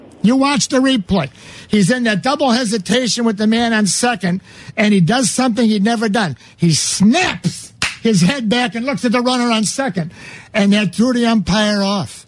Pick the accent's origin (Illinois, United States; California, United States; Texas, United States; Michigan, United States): Illinois, United States; La Grange Park; I grew up in LaGrange Park.